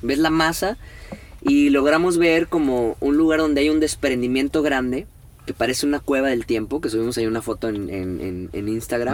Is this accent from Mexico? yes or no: yes; Mexico; somos mexicanos